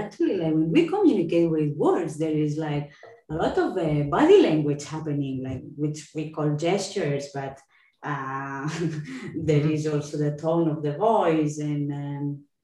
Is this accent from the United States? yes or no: no; Catalonia, Spain; accent: Spanish or Catalan English; first language Catalan and Spanish; English is a second language